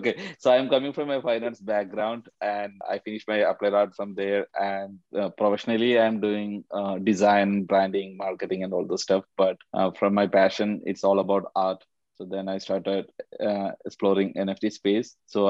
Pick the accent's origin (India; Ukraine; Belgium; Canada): India; Kerala; now in Texas, United States; I'm working as a creative director for an IT company here in Texas. I'm originally from India, from a small place called Kerala.